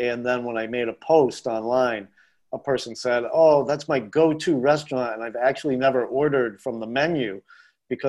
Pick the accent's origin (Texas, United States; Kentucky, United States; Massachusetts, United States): Massachusetts, United States; Boston; moved away as an adult; now in Asheville, United States; growing up in Boston